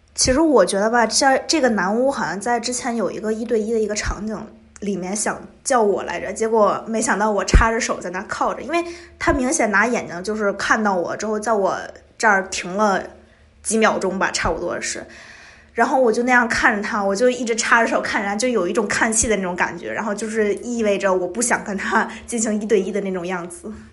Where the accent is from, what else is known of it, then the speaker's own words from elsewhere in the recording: China; 我是从中国来的